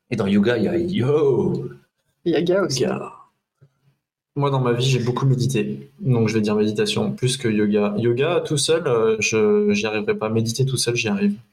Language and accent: French; Le Mans, Pays de la Loire, France; moi, je suis du Mans, hein, je suis plutôt pôle Nord.